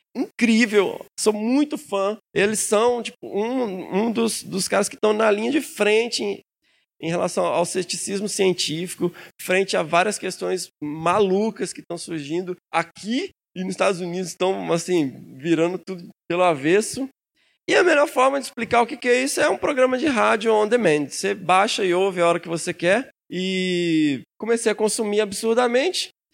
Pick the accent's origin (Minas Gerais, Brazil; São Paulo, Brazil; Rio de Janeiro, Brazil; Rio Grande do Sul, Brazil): Minas Gerais, Brazil; lá em Minas a gente come o fim das palavras